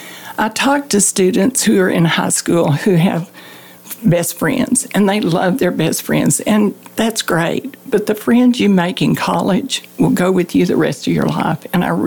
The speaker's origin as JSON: {"language": "English", "town": "Hale Center", "region": "Texas", "country": "United States", "tie": "born or raised there", "also_born_or_lived": "Santa Fe, New Mexico / Austin, Texas", "said": "I was born in Santa Fe, New Mexico, but I grew up in Hale Center, Texas."}